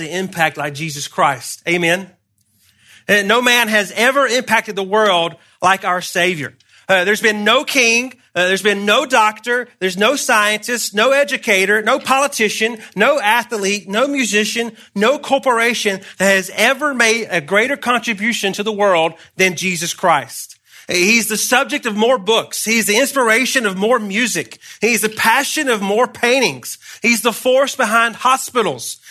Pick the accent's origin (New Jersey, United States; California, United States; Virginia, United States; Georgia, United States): Georgia, United States; moved away; I'm from Georgia originally